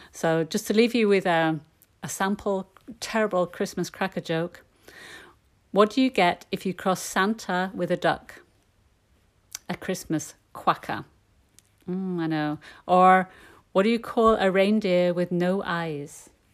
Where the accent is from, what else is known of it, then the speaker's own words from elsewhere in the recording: Yorkshire and the Humber, United Kingdom; I'm from Yorkshire in the north of England